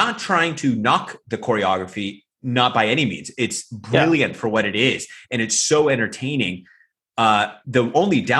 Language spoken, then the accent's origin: English; United States; moved away as an adult; now in Thailand; me as an American